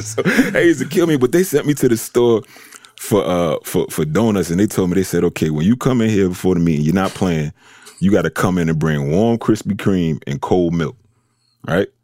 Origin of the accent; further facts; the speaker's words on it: New York City, New York, United States; I'm, I'm from New York